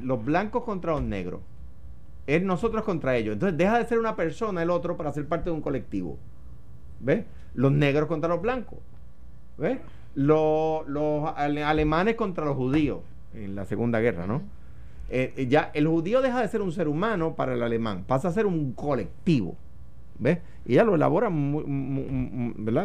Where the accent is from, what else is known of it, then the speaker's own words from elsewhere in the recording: Puerto Rico; los puertorriqueños